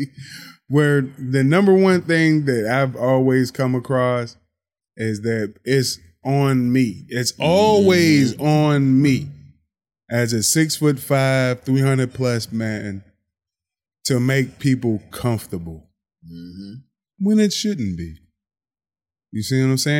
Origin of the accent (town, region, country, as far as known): Pittsburgh, Pennsylvania, United States; also born or lived in Clairton, Pennsylvania / Monroeville, Pennsylvania